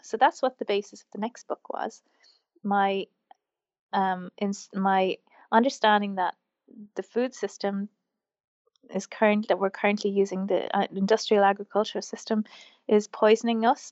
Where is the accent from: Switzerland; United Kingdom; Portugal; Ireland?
Ireland; Wexford, Leinster; also born or lived in Wicklow, Ireland; I grew up in Wexford, which is the southeast of Ireland, and, um, I grew up on a farm